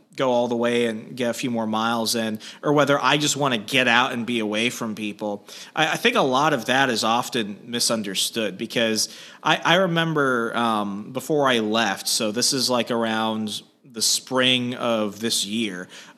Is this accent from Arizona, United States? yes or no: yes; Arizona, United States; moved away; also born or lived in Northern Virginia; I'm from Arizona originally.